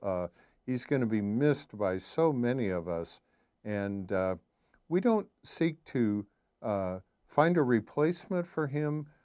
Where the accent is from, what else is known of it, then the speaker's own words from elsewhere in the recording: Sioux City, Iowa, United States; growing up in Sioux City, Iowa, everybody went to church